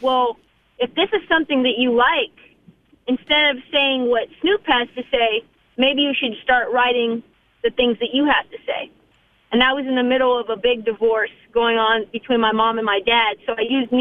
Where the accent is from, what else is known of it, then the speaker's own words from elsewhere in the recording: Portland, Oregon, United States; also born or lived in California / Northern California; we moved from California to Northern California to Portland